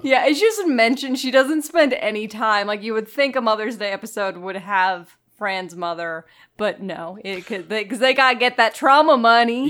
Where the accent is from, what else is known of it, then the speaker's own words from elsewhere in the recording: Florida, United States; I grew up in Florida